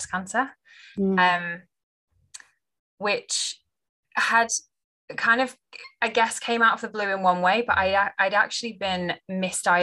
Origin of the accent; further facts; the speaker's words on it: just outside Liverpool, North West England, United Kingdom; I grew up just on the outside of Liverpool